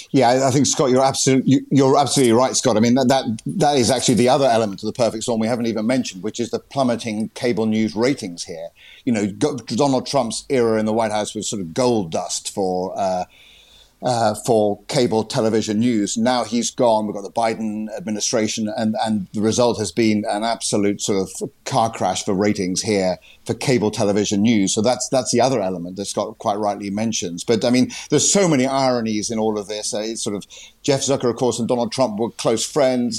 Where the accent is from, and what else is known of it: United Kingdom; moved away as an adult; now in Washington, United States